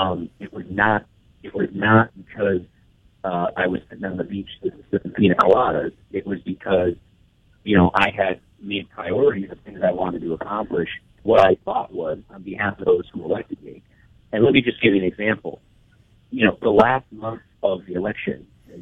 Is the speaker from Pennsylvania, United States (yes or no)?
no; Peoria, Illinois, United States; I've been a Peoria guy my whole life